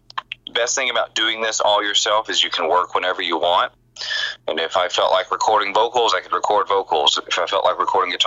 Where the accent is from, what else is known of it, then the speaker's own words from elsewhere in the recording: Texas, United States; moved away as an adult; now in Los Angeles, United States; When I grew up in Texas, and when I moved to L.A. at the end of 99